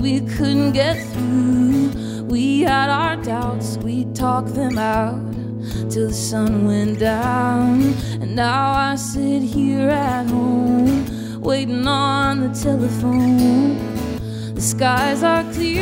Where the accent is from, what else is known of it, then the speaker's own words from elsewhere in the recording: Pennsylvania, United States; moved away as an adult; now in Nashville, United States; I came in from Nashville. I live there now. I'm originally from Pennsylvania